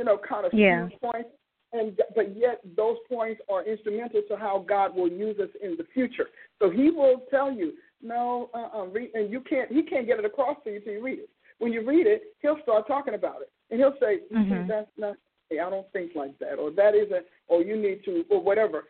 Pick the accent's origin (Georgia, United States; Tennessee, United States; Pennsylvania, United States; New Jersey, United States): New Jersey, United States; born or raised there